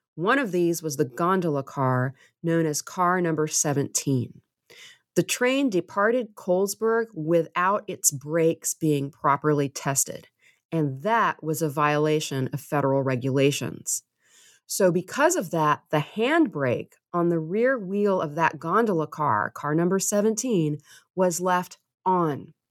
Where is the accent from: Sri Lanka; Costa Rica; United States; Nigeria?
United States; Waverly, Tennessee; I am from Waverly. I grew up there. It's my hometown